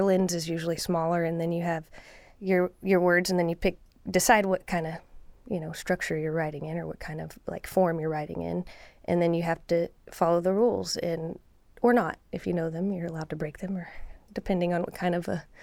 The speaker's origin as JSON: {"language": "English", "town": "Lubbock", "region": "Texas", "country": "United States", "also_born_or_lived": "Mineral Wells, Texas", "said": "I'm from Lubbock and Mineral Wells, Texas"}